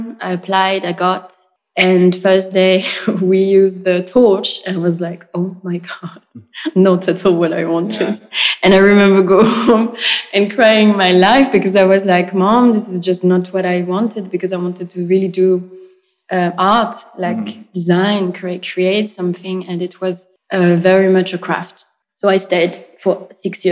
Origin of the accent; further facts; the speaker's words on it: Argenteuil, Île-de-France, France; English is a second language; moved away as an adult; also born or lived in Lyon / London; I grew up in France, in the suburb of Paris, in Argenteuil in the 95.